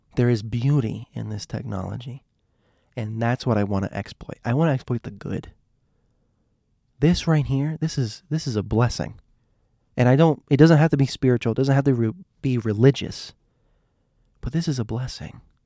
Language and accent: English; Miami, Florida, United States; I'm from Miami